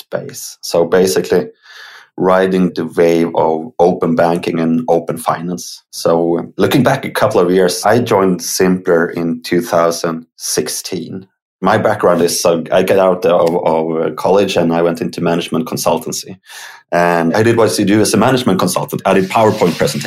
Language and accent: English; Uppsala, Uppsala County, Sweden; I live in Sweden. I grew up in Uppsala